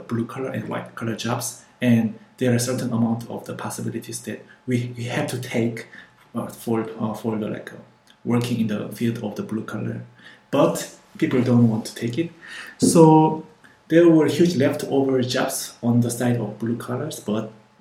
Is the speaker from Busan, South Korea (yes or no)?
yes; Busan, South Korea; also born or lived in Seoul; I'm from Korea. I was living in Seoul, but my hometown is Busan.